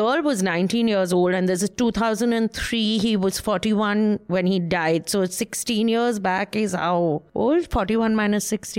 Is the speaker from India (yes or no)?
yes; India; Only at Tata Sky. Tata Sky. Because I'm Indian.